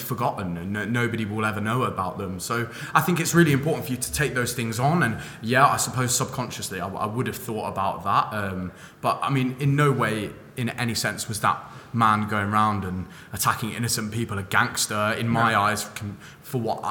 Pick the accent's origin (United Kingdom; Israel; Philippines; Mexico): United Kingdom; London; moved away as an adult; now in Manchester, United Kingdom; I'm from London. I lived there until I was about 19.